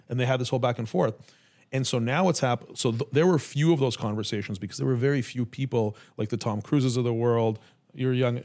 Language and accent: English; Canada; now in United States; I'm Canadian